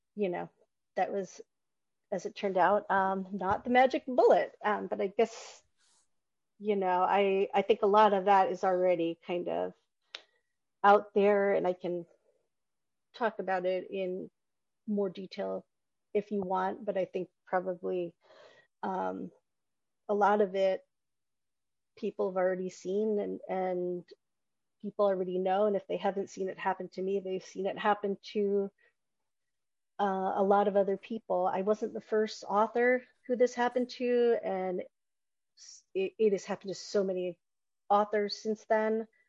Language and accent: English; Newt Gingrich's congressional district, the South, Georgia, United States; I grew up in the South. I grew up in Newt Gingrich's congressional district